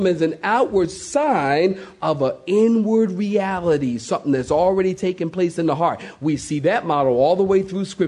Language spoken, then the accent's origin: English; Philadelphia, Pennsylvania, United States; I'm from Philly